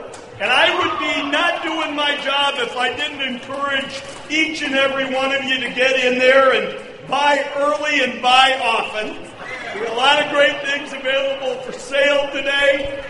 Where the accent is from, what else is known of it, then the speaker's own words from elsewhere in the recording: Farmington Hills, Michigan, United States; we're in my hometown. I grew up in Farmington Hills